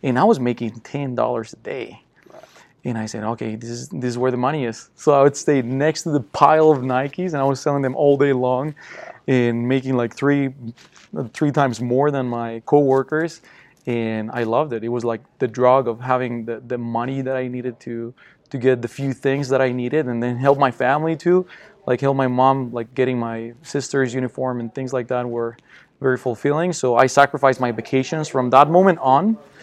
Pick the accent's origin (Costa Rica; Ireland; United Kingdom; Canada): Costa Rica; English is a second language; moved away as an adult; now in United States; I'm from Costa Rica, born and raised